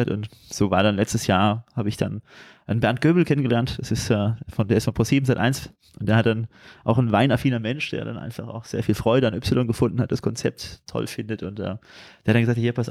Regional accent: Turkey; Als Türke ist ja immer wichtig, auch ein bisschen Schinken anzubieten

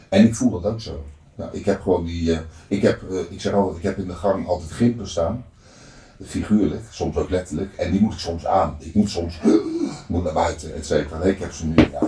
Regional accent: Netherlands; ik ben opgegroeid in de Transvaalbuurt

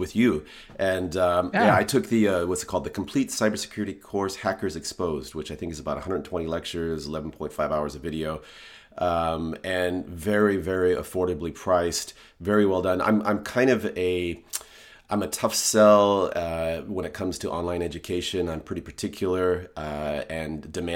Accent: Seattle, Washington, United States; also born or lived in Hong Kong / Singapore; I'm from Seattle

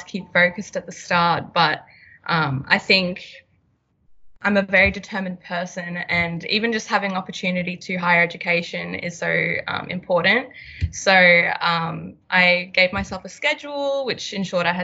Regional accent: Townsville, Queensland, Australia; also born or lived in Melbourne; now in Brisbane, Australia; I was born in Melbourne, but I mainly grew up in Townsville, and I recently moved to Brisbane

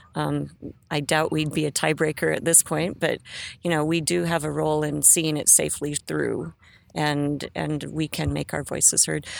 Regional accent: Great Falls, Montana, United States; I came from Great Falls, Montana, from a working class family.

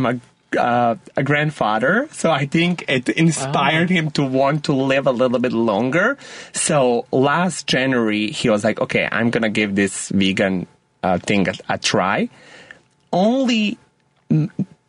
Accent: Montenegro; I grew up in Montenegro

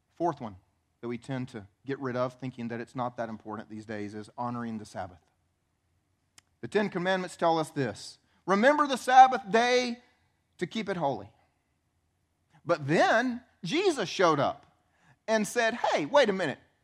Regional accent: the Bible Belt, United States; I grew up here in the Bible Belt

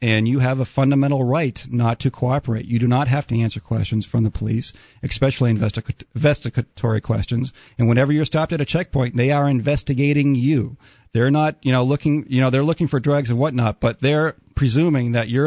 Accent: United States; also born or lived in Maine / New Hampshire; now in southern Arizona, United States; I grew up in Maine and New Hampshire

